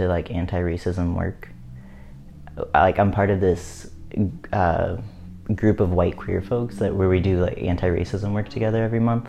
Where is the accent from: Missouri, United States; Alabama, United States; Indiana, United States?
Missouri, United States; where I live, where I grew up in the Midwest in Missouri